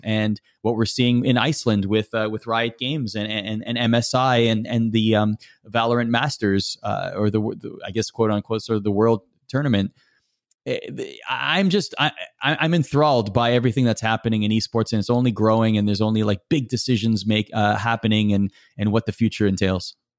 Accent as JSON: {"language": "English", "country": "Canada", "said": "as a Canadian, you have to love hockey"}